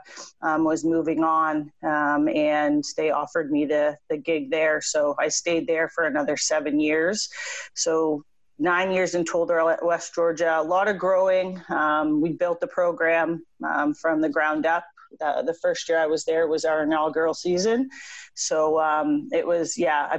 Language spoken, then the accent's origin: English; Windsor, Ontario, Canada; moved away as an adult; also born or lived in South Carolina; I grew up in Windsor, Ontario